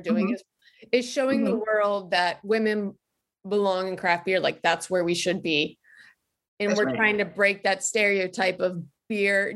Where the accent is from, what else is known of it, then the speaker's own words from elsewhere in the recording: Covington, Kentucky, United States; moved away; I am from Northern Kentucky, right out in Covington